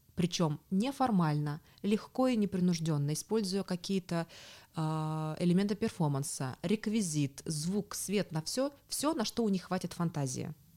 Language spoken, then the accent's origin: Russian; Tomsk, Tomsk Oblast, Russia; moved away as an adult; now in Berlin, Germany; я сама из Томска, э, живу последние годы в Берлине